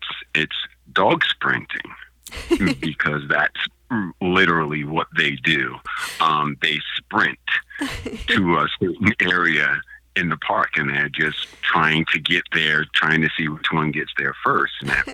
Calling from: Portland, United States; I am calling from my home. Nice. Actually in Portland.

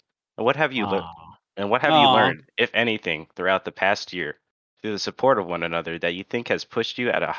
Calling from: Central California, United States; I'm calling from Central California

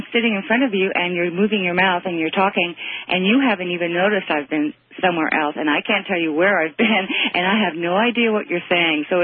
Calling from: Toronto, Ontario, Canada; I'm calling from Toronto, by the way.

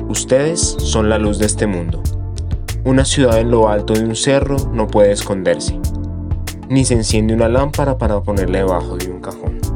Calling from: Bogotá, Colombia; quiero compartirles que les hablo desde la ciudad de Bogotá

